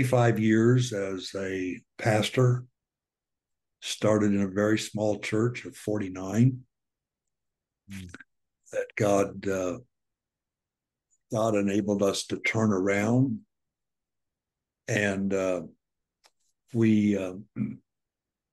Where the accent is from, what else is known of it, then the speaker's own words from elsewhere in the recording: Southern Florida, United States; moved away as an adult; also born or lived in Dallas, Texas; transferred to Southern Florida, my home state, and actually became the district superintendent over the church that I graduated from high school